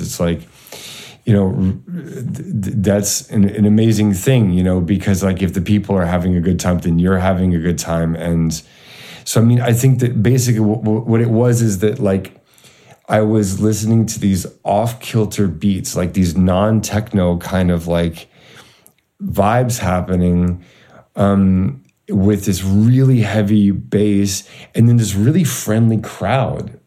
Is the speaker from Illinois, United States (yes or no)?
no; Kansas, United States; moved away; I'm from Kansas